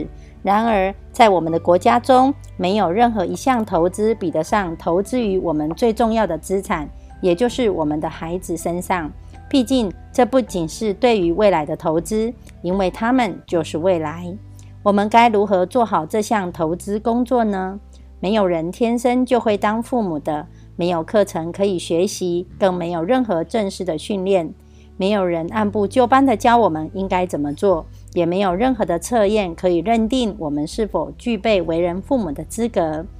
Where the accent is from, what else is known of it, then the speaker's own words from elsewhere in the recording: Miaoli, Miaoli County, Taiwan; 今天要为大家导读的主题是